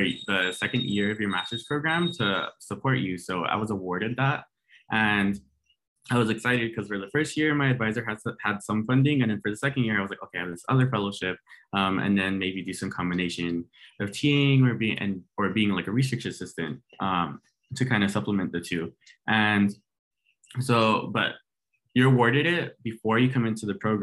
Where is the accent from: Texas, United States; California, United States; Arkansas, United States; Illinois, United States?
California, United States; Lynwood; I'm from Los Angeles, California, specifically Linwood. And I grew up going to Warren High School